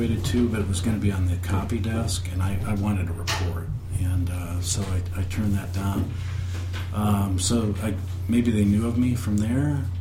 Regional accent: Peoria, Illinois, United States; moved away as an adult; now in Chicago, United States; I grew up in Peoria

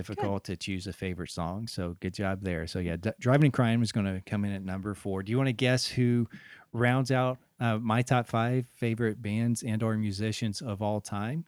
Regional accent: Deep South, United States; moved away; growing up in the Deep South.

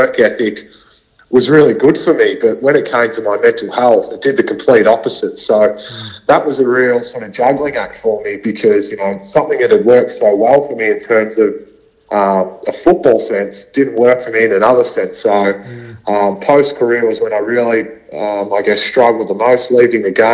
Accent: Melbourne, Victoria, Australia; I was brought up in Melbourne, so in a northwestern suburbs called Essendon, Ascot Vale

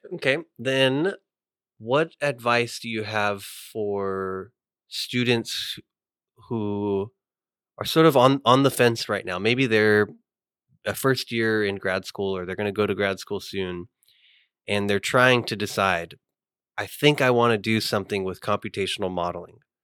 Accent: California, United States; moved away as an adult; now in Hattiesburg, United States; I'm from California.

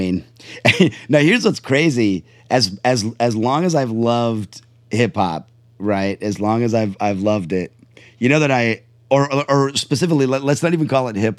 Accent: Charlotte, North Carolina, United States; I grew up in my early years, I grew up in Charlotte, North Carolina.

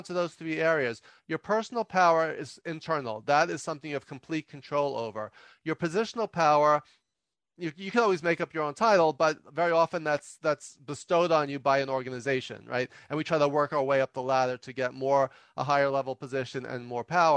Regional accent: New York, United States; I'm from New York

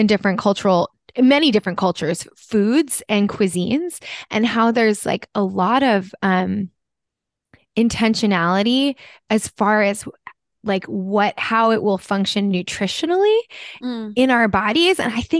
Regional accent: New Jersey, United States; moved away; also born or lived in Japan; And I'm originally from New Jersey and I'm Italian.

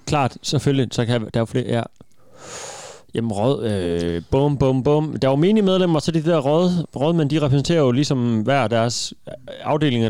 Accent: Denmark; hjemme, det er jo min hjemby, ja. hvor jeg har boet 20 år i mit liv

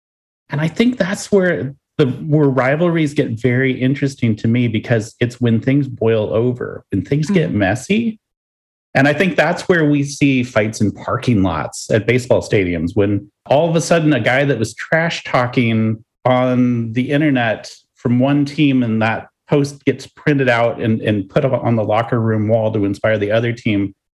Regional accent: Los Angeles, California, United States; I'm from Los Angeles, and the Giants, I want to kill them all.

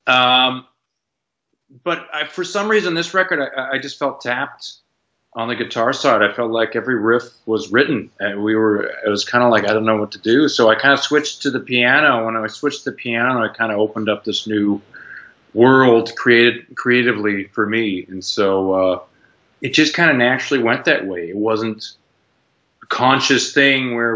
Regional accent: Canada; moved away as an adult; now in United States; I grew up in Canada

